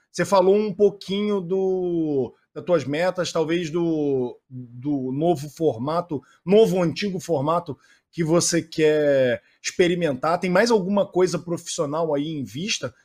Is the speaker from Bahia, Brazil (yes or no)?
no; Rio de Janeiro, Brazil; moved away as an adult; now in São Paulo, Brazil; Eu, na verdade, eu sou carioca, me mudei para São Paulo faz dois anos aqui